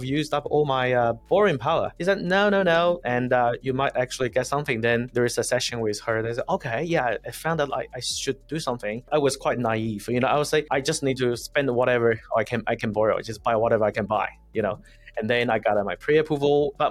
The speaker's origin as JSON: {"language": "English", "country": "China", "also_born_or_lived": "France / Cameroon", "moved": "as an adult", "lives_now": "New Zealand", "said": "Originally, I'm from China and I studied in France"}